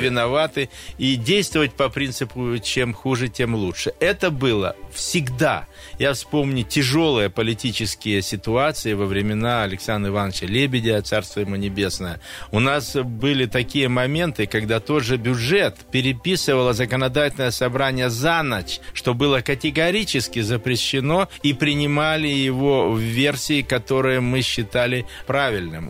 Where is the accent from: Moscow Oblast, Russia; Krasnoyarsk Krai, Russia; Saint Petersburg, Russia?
Krasnoyarsk Krai, Russia; Ilansky District; now in Krasnoyarsk, Russia; сельский мой округ, Иланский, откуда я родом